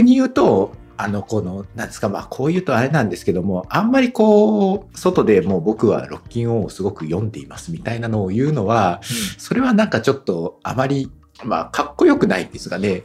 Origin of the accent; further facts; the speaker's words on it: Kitakyushu, Fukuoka, Japan; 北九州市の出身なんで、はい、あの北九州の小倉のね、駅のすぐ近くにタワレコがあったんで